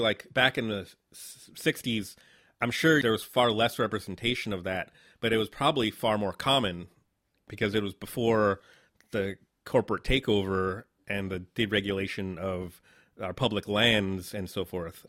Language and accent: English; New Haven, Connecticut, United States; moved away as an adult; also born or lived in Brazil / Boston / New York City; now in New Orleans, United States; I grew up in Southern Connecticut, New Haven, which is a, a city of about a hundred fifty thousand, big college town.